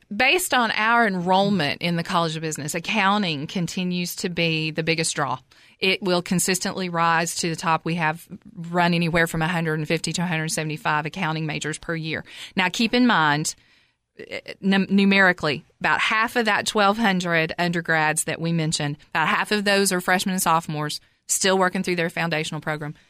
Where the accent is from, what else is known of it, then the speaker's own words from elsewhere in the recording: Cookeville, Tennessee, United States; I'm from Cookville originally. I graduated high school, Cookville High School in nineteen eighty-eight